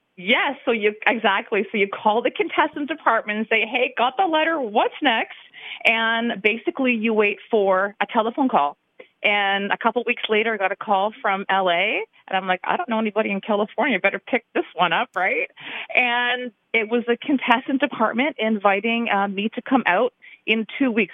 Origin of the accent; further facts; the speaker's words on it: London, Ontario, Canada; moved away as an adult; now in Grand Rapids, United States; I am from Canada, from London, Ontario